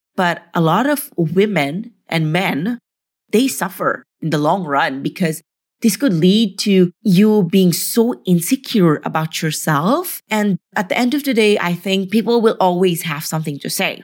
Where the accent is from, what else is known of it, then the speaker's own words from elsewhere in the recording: Philippines; moved away; I came from the Philippines